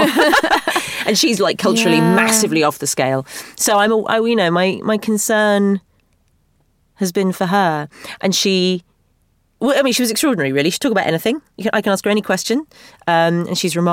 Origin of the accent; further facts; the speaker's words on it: Bury St Edmunds, East of England, United Kingdom; my hometown in Bury St. Edmunds, beautiful Bury St. Edmunds